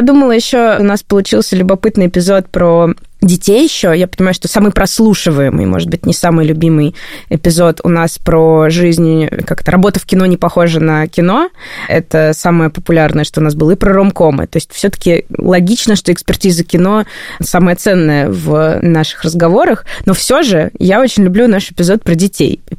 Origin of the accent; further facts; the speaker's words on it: Saint Petersburg, Russia; Петербург – мой родной город